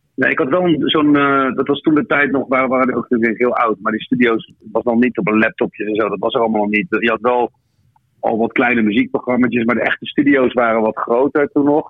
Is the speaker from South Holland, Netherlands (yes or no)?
yes; The Hague, South Holland, Netherlands; geboren in Den Haag.